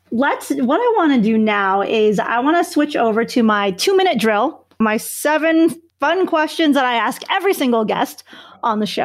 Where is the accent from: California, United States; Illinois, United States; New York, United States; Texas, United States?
Illinois, United States; Chicago; I grew up in Chicago, so I'm a Bulls fan.